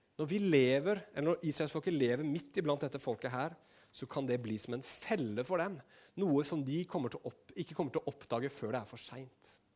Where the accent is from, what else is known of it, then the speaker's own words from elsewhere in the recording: Norway; nordmenn som vi var